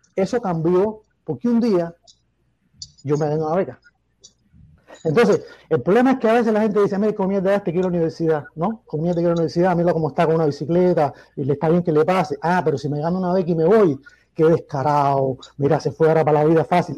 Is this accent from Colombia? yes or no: no; Cuba; moved away; Yo soy de Mangos entre delices y Marqués de la Torre